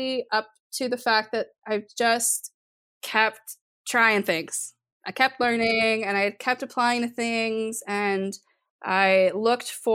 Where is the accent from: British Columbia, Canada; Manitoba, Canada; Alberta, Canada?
British Columbia, Canada; Golden; growing up in Golden, BC, which was a small little mountain town.